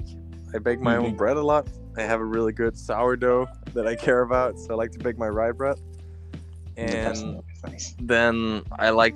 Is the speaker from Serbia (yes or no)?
no; Slagelse, Zealand, Denmark; the track in my hometown, Slagelse, where I grew up